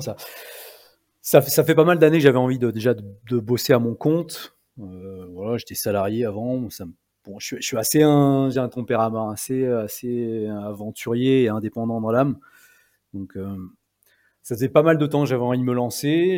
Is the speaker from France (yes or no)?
yes; Combe de Savoie, Auvergne-Rhône-Alpes, France; dans mon pays, en fait, là où j'ai grandi, en Combe de Savoie